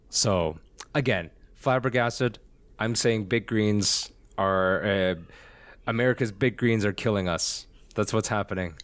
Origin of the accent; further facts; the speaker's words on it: Alberta, Canada; I'm from Alberta.